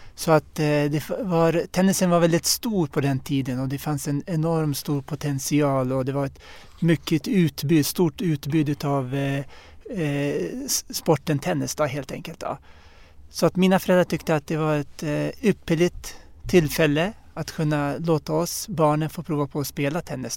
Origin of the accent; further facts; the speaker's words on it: Uppsala, Uppsala County, Sweden; jag är född och uppvuxen här i, i Sverige och i Uppsala